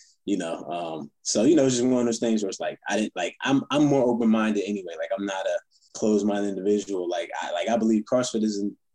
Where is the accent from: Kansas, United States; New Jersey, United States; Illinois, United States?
New Jersey, United States; Philadelphia area; moved away; I'm from South Jersey, Philadelphia area